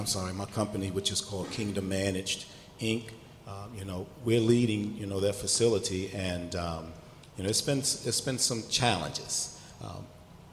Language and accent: English; Baltimore, Maryland, United States; I grew up in East Baltimore